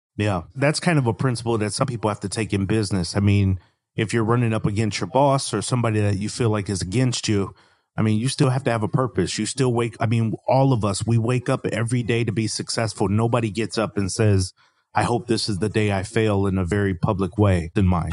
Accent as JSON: {"language": "English", "town": "Milwaukee", "region": "Wisconsin", "country": "United States", "moved": "yes", "lives_now": "Raleigh, United States", "said": "I'm originally from Milwaukee, Wisconsin. I live in Raleigh, North Carolina"}